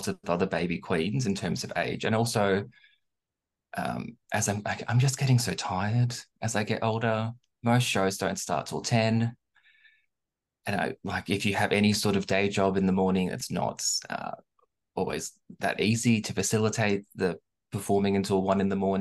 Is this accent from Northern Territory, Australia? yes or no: no; Melbourne, Victoria, Australia; accent: Australian; I'm from Melbourne, so obviously we were the most lockdown city in the world